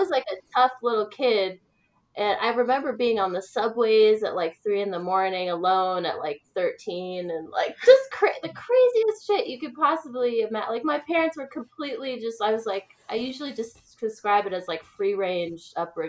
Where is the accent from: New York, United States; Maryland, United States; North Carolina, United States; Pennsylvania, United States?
New York, United States; New York City; now in Saugerties, United States; I grew up in New York City. It was like New York City in the 80s